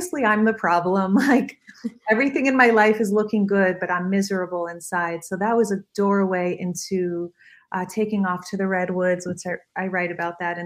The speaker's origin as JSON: {"language": "English", "town": "Miami Beach", "region": "Florida", "country": "United States", "tie": "born or raised there", "said": "I was raised in Miami Beach"}